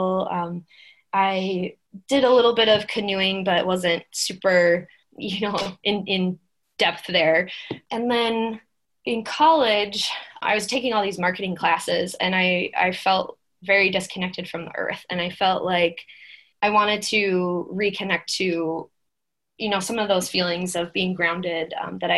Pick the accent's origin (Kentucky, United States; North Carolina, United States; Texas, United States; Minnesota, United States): Minnesota, United States; I'm from Minnesota, born and raised